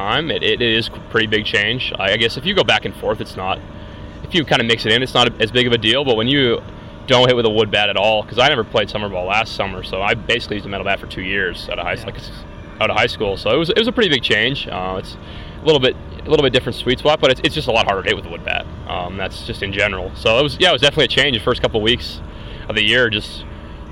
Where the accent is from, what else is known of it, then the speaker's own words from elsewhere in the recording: Swift Current, Saskatchewan, Canada; I'm from Swift Current